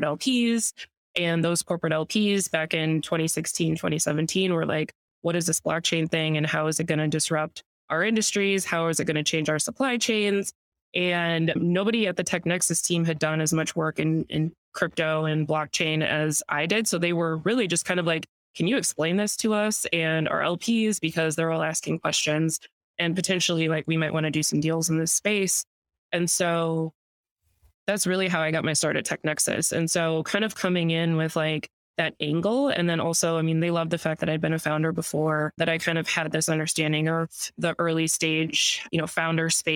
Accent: Minneapolis, Minnesota, United States; moved away as an adult; also born or lived in Stanford, California / New York; now in Chicago, United States; I'm originally from Minneapolis, Minnesota, currently living in Chicago. I've been in Chicago for about 5 years now, but, you know, born and raised in the Midwest

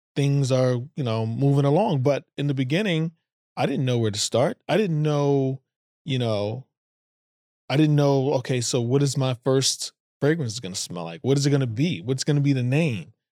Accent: United States; being American and African American

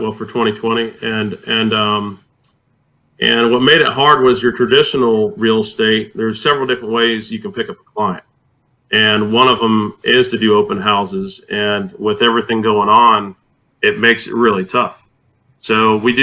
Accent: Tampa, Florida, United States; moved away as an adult; now in San Antonio, United States; I grew up in Tampa, Florida, and I got into real estate, and I moved to San Antonio in 2006

